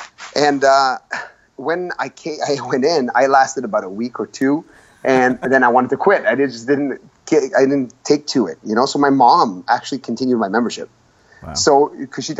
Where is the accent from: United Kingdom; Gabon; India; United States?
Gabon; born there; Listen, I was born in Gabon because my dad was a math teacher, and he got a contract there. And he was with my mom. My mom's from Montreal. My dad's Lebanese. They were in Gabon at the time. I was born there.